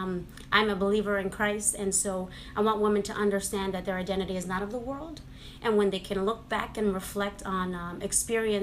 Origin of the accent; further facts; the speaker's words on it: New York City, New York, United States; moved away; I grew up in New York City. Spanish Harlem